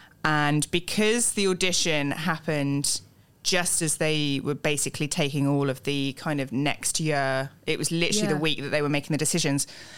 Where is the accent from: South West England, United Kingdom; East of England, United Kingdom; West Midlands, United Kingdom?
West Midlands, United Kingdom; Tamworth; So I was in Birmingham, so Tamworth, where I'm from, Staffordshire. I am a Brummie lass.